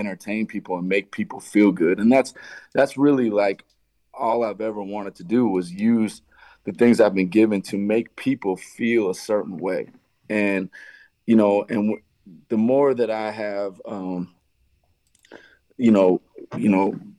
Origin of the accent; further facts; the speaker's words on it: Montana, United States; moved away as an adult; also born or lived in New York; now in Las Vegas, United States; growing up in Montana